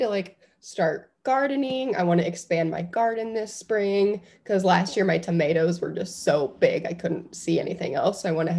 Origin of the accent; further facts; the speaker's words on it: Iowa, United States; growing up in Iowa